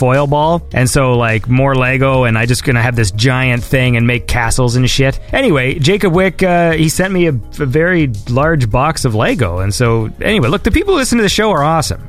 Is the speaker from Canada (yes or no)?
yes; Canada; moved away; I'm Canadian